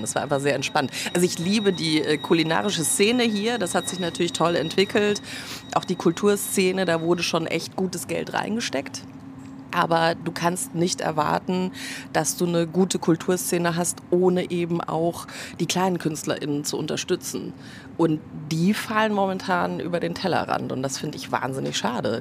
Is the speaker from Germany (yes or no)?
yes; Munich, Bavaria, Germany; now in Berlin, Germany; Ich komme ja ursprünglich aus München